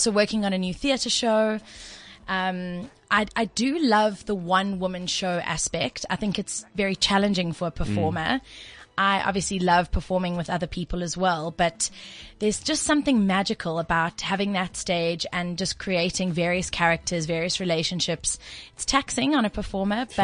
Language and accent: English; Durban, KwaZulu-Natal, South Africa; I'm from Durban originally